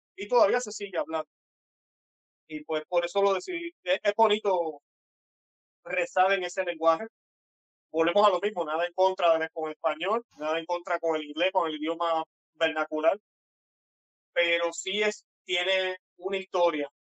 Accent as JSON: {"language": "Spanish", "country": "Puerto Rico", "said": "soy puertorriqueño, tengo un acento un poco extraño tal vez para ustedes"}